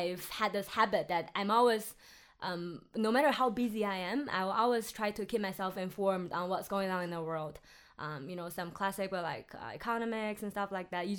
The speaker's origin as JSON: {"language": "English", "region": "Henan", "country": "China", "tie": "born or raised there", "second_language": "English", "said": "my hometown's in Henan"}